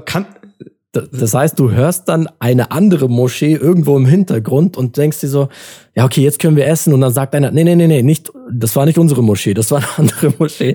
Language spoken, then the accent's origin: German; Adana, Turkey; moved away; ich komme aus Adana und Adana ist halt vor allem im Sommer, da ist halt bis zu 50 Grad